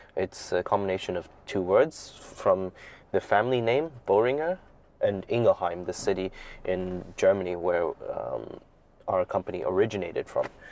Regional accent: Hong Kong; moved away as an adult; also born or lived in Taiwan / United States / Shanghai, China; now in China; I, I grew up in Hong Kong, and then my father is Shanghainese. Um, so I spent most of my time growing up in Hong Kong

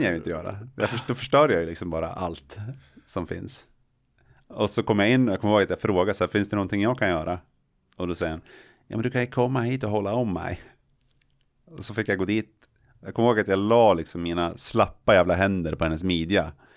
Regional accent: Jämtland, Sweden; jag är från Jämtland

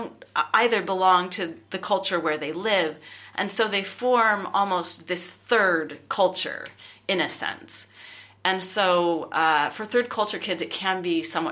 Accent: California, United States; moved away as an adult; I'm originally from California. I have lived in various other countries as well.

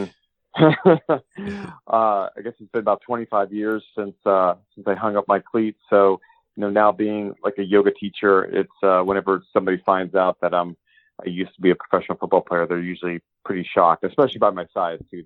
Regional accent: Erie, Pennsylvania, United States; I grew up in Erie, Pennsylvania, where sports is king

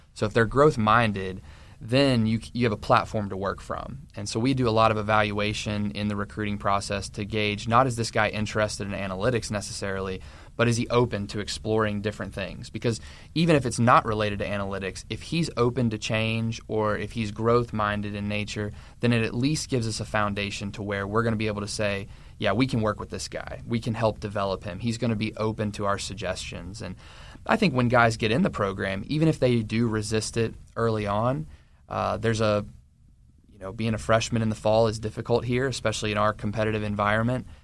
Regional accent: Maryville, Tennessee, United States; moved away as an adult; now in West Virginia, United States; I'm originally from Knoxville, Tennessee, or Maryville, which is a suburb of Knoxville

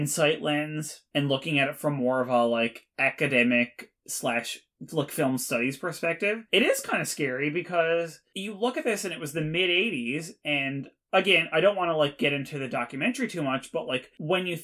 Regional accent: Canada; We are Canadian, so it's English and French

